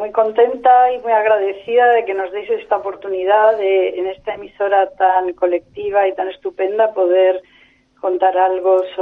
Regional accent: Madrid, Community of Madrid, Spain; also born or lived in Córdoba, Spain; yo eh, nací en Córdoba, Andalucía, pero nos trasladamos a Madrid

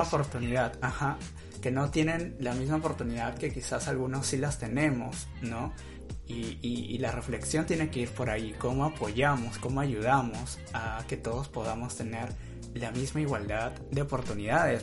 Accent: northern coast of Peru, Peru; nosotros que somos norteños, vivimos en la costa norte de Perú

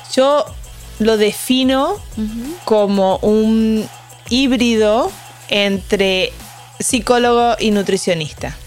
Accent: Argentina; moved away; Soy argentina

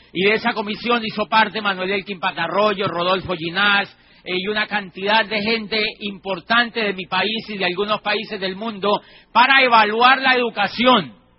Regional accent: Colombia; Yo trabajaba como rector de una universidad privada en mi país, en una ciudad que queda al sur de Colombia

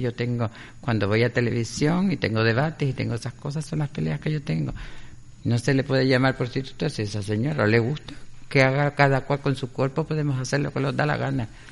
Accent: Canary Islands, Spain; moved away as an adult; also born or lived in Cádiz; yo cuando me fui de Canarias

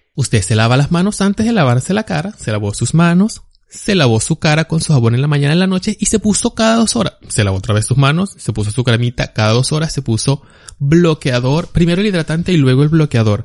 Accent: Barquisimeto, Lara, Venezuela; yo soy de Barquisimeto

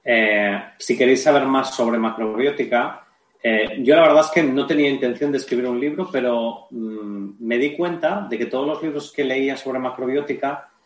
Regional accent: Barcelona, Catalonia, Spain; yo soy de Barcelona, eh, hay tres o cuatro tiendas donde, se puede vender

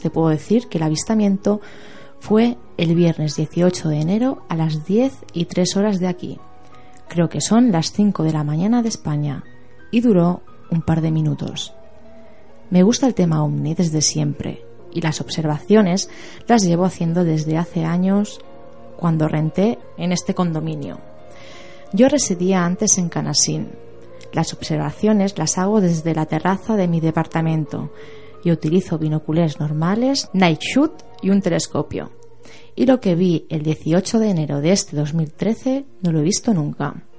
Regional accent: Mexico; now in Mérida, Mexico

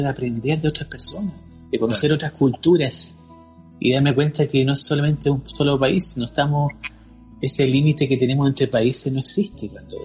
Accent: Chile; soy chileno, pero al momento de salir de Chile

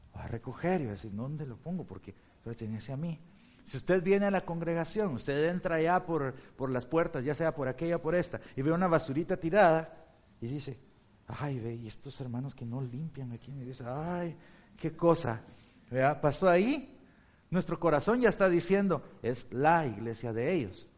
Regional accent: Guatemala; also born or lived in Turkey / Chicago; now in Blue Island, United States; en Guatemala, en mi país

